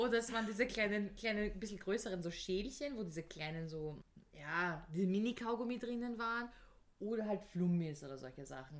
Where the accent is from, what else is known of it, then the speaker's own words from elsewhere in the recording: Vienna, Austria; Ich bin ja Wienerin